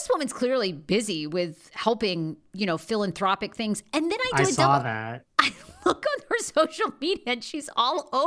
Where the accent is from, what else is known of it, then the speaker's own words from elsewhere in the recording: Maine, United States; I was raised in Maine